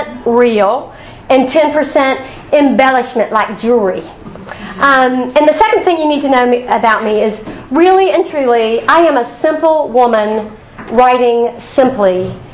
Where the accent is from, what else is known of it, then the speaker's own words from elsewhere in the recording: Huntington, West Virginia, United States; I grew up in Huntington